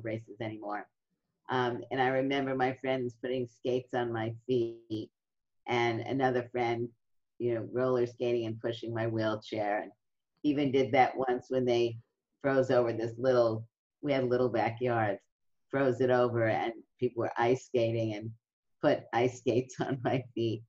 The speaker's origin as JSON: {"language": "English", "town": "New York City", "region": "New York", "country": "United States", "tie": "born or raised there", "said": "in my neighborhood, it was um, a middle class neighborhood in Brooklyn"}